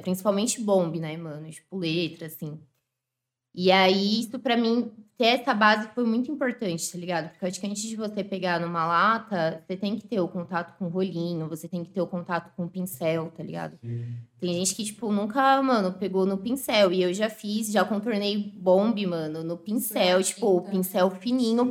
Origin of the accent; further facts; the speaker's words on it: São Paulo, Brazil; moved away; also born or lived in Zona Leste, São Paulo; eu nasci em Ribeirão, fui criada lá